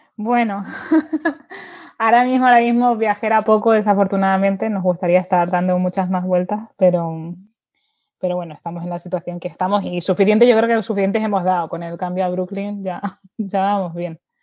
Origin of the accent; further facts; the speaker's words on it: Seville, Andalusia, Spain; moved away as an adult; also born or lived in Dubai; yo viniendo de Sevilla y siendo andaluza